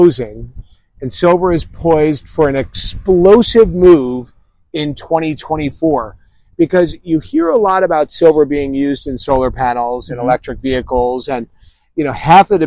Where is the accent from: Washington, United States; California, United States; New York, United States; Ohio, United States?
New York, United States; moved away; Because I'm from the East Coast, I'm from New York